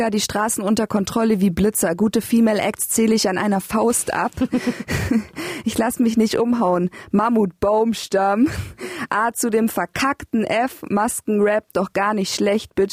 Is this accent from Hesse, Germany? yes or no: no; Bavaria, Germany; moved away; Ich komme ja aus Bayern